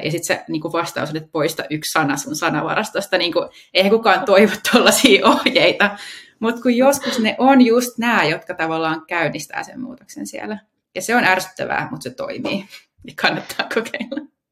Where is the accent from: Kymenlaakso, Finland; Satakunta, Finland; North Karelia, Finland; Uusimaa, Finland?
Uusimaa, Finland; Helsinki capital region; täällä pääkaupunkiseudulla, mistä mä itse kotoisin